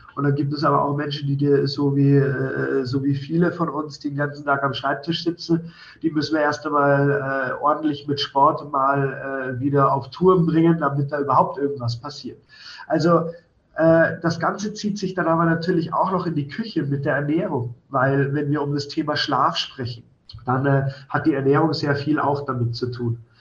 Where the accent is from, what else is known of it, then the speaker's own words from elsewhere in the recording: Schwangau, Bavaria, Germany; Wir sind zwar hier mit im Hotel aufgewachsen